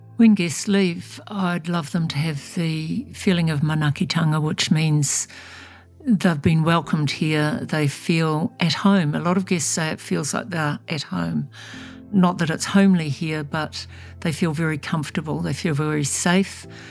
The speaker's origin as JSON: {"language": "English", "country": "New Zealand", "said": "I'm about a seventh generation Kiwi. My family came out on the first boats. And so I'm probably as Kiwi as you get."}